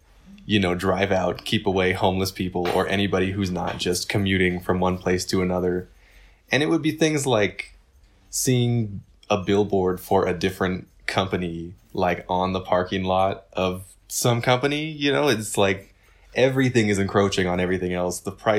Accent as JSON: {"language": "English", "region": "California", "country": "United States", "tie": "born there", "said": "I mean, like Nina, I was born in California."}